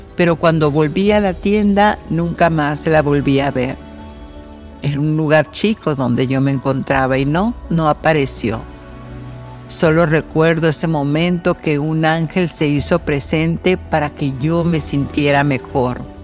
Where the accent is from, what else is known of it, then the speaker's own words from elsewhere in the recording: Mexico; yo, por ejemplo, que soy mexicana